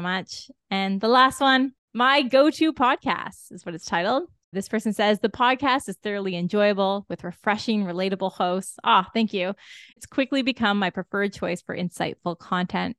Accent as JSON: {"language": "English", "region": "Ontario", "country": "Canada", "said": "we're all from Ontario"}